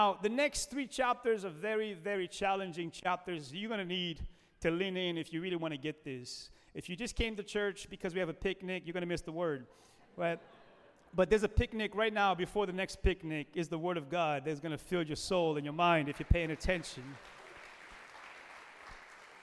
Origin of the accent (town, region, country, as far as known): United States